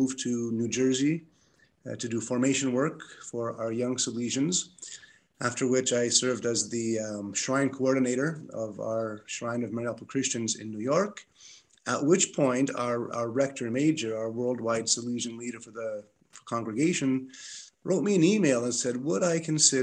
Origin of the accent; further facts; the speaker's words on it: Toronto, Ontario, Canada; also born or lived in Montreal; I'm from Toronto